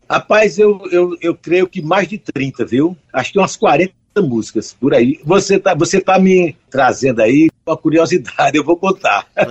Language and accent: Portuguese; João Pessoa, Paraíba, Brazil; eu nasci em João Pessoa, porque estava faltando água em Campina Grande fazia cinco meses